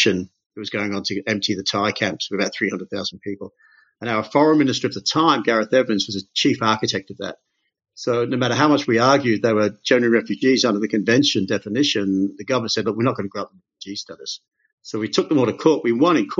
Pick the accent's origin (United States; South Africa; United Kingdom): United Kingdom; moved away; also born or lived in Australia; I'm British originally